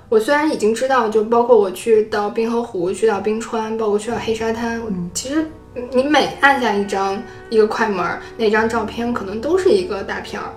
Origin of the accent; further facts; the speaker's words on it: China; 我从中国来的